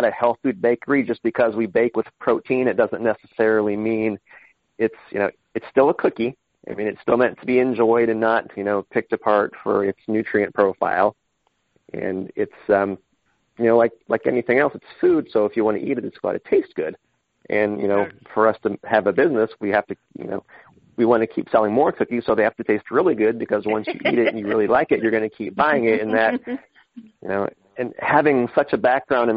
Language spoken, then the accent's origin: English; Austin, Texas, United States; moved away as an adult; also born or lived in Columbus, Ohio; now in Detroit, United States; I'm from Texas. I'm from Austin. I've been away from there for almost 20 years